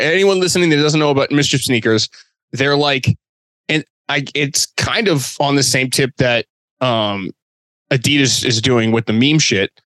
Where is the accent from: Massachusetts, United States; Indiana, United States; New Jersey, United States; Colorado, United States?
Massachusetts, United States; Boston; I'm from Boston